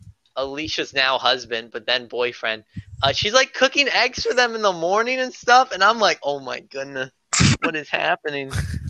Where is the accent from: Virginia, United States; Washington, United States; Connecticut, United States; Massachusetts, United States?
Virginia, United States; I was born in Virginia. born and raised in the good old Berg.